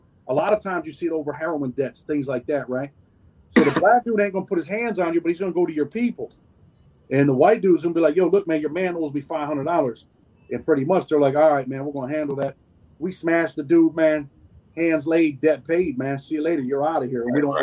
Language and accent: English; New York, United States; I'm from New York, so my politics are a little bit different because I've been in New York State prison